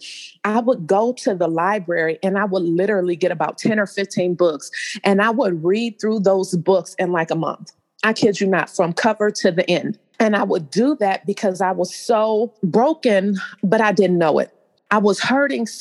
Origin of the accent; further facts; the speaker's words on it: Cleveland, Ohio, United States; also born or lived in San Diego, California; I'm from Cleveland, Ohio. I was actually born in San Diego, California, but I came here as a child after my parents had gotten a divorce.